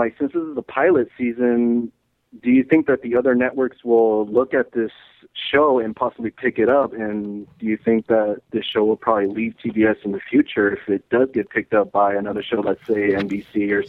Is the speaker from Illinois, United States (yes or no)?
no; El Centro, California, United States; From El Centro, California.